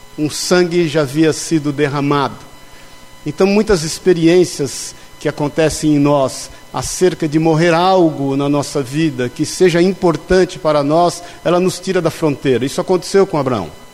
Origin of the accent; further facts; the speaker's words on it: São Paulo, Brazil; moved away; also born or lived in Pouso Alegre, Minas Gerais; como bom paulista